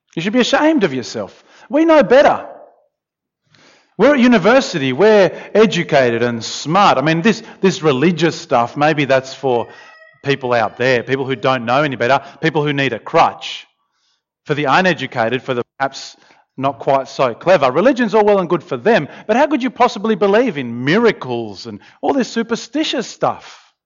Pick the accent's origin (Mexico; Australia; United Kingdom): Australia; I'm Australian